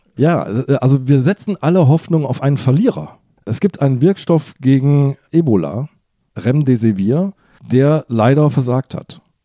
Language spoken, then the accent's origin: German; Hamburg, Germany; ich bin ja Hamburger